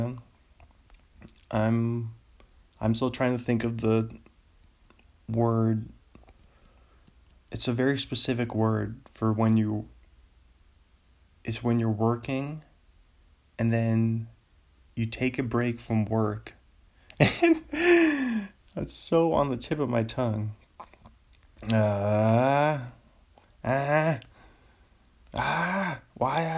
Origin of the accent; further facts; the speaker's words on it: Seattle, Washington, United States; Seattle Mariners. My hometown team